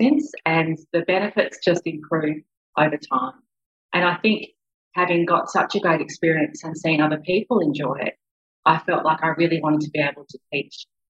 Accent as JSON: {"language": "English", "town": "Melbourne", "region": "Victoria", "country": "Australia", "tie": "born or raised there", "said": "I grew up in Melbourne."}